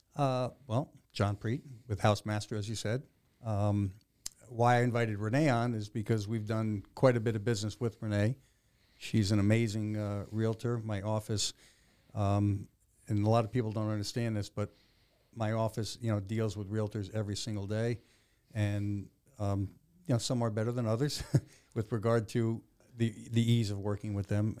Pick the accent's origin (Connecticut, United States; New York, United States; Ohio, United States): Connecticut, United States; moved away as an adult; also born or lived in Maryland; I was born and raised in Connecticut.